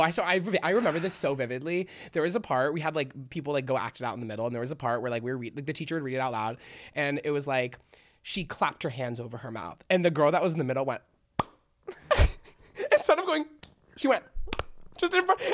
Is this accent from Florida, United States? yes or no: yes; Miami, Florida, United States; I'm from Miami, so it's, like, really hot